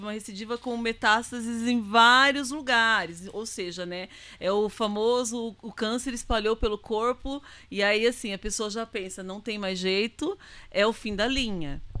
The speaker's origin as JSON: {"language": "Portuguese", "town": "Itaquaquecetuba", "region": "São Paulo", "country": "Brazil", "said": "Nós somos de Itacoaxetuba."}